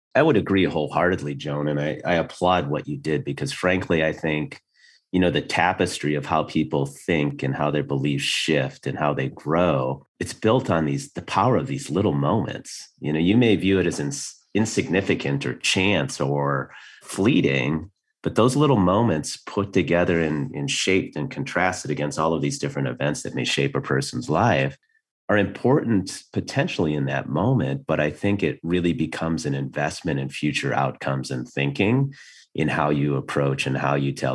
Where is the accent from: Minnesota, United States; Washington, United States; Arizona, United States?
Minnesota, United States; moved away as an adult; I grew up in Minnesota.